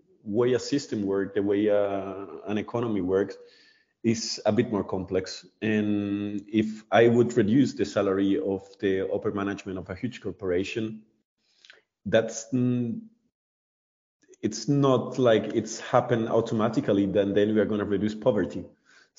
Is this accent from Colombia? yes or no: yes; Colombia; now in Germany; I'm from Colombia